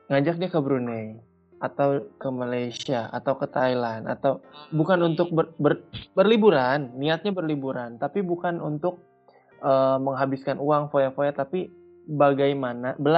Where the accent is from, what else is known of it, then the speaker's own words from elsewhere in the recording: West Java, Indonesia; Kita sebagai orang Sunda, kita sebagai orang di Indonesia.